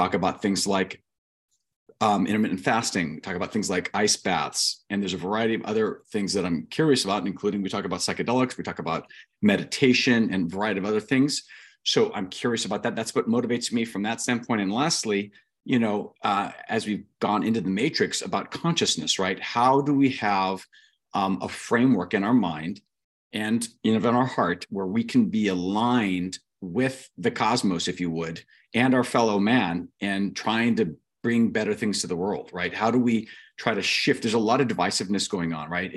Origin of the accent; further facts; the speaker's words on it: Ventura, California, United States; also born or lived in Anaheim, California / King City, California / Fiji / Long Beach, California; I was raised mostly in Ventura, which is a great beach town